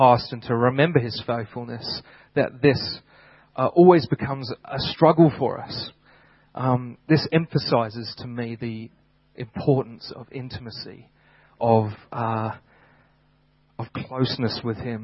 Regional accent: United Kingdom; moved away; back in my home country

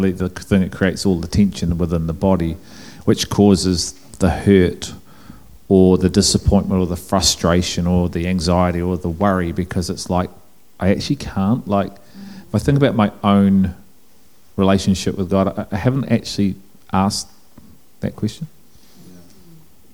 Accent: England, United Kingdom; I'm English

